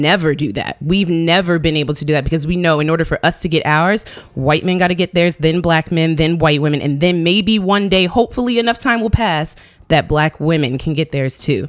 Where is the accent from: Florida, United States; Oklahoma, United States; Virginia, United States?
Virginia, United States; now in New York, United States; I grew up in Virginia